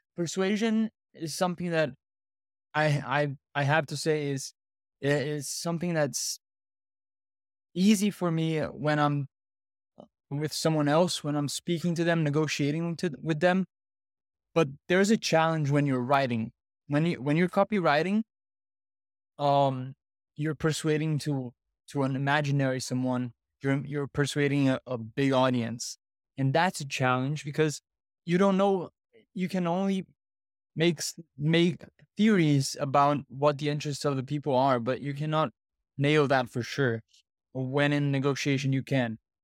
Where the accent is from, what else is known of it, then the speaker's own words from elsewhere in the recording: Brazil; I'm from Brazil